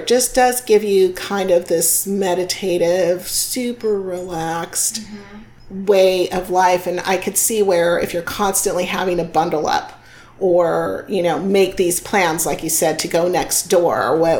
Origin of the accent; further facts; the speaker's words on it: South Bay, California, United States; I grew up in the South Bay